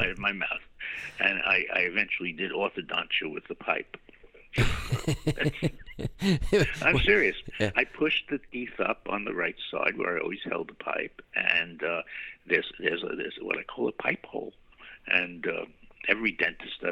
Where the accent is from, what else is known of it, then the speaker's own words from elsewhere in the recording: New York City, New York, United States; also born or lived in Brooklyn / Queens / Great Neck; I was born in Manhattan and returned to Manhattan